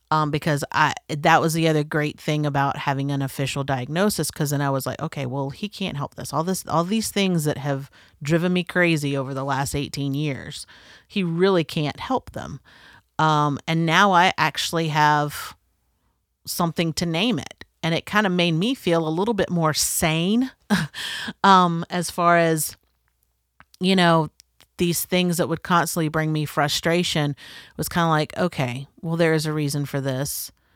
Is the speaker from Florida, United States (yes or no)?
yes; North Florida, United States; growing up in the South, um, and North Florida is very much the South